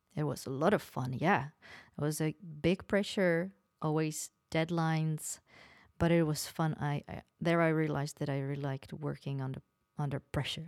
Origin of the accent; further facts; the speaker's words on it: Opava, Moravian-Silesian Region, Czechia; moved away; I was born in Opava, that is, uh, close to Poland, mm, borders with Poland, near Ostrava.